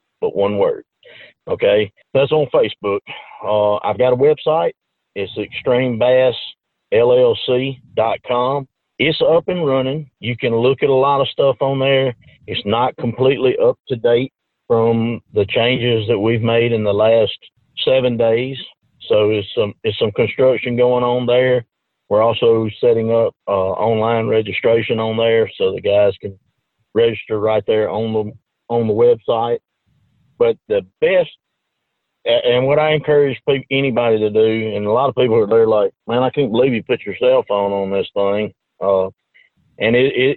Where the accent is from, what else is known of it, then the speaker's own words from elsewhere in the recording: Demopolis, Alabama, United States; my hometown is Demopolis